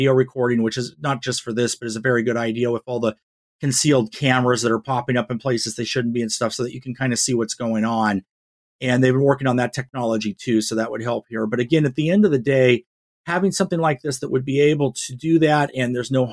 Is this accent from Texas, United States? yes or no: no; Northern Nevada, United States; growing up in Northern Nevada